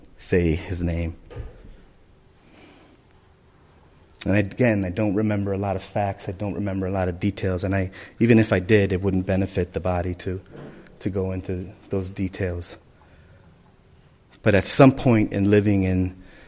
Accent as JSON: {"language": "English", "town": "Chicago", "region": "Illinois", "country": "United States", "tie": "born or raised there", "said": "as a small Puerto Rican family growing up in the Humboldt Park area, we moved around a lot"}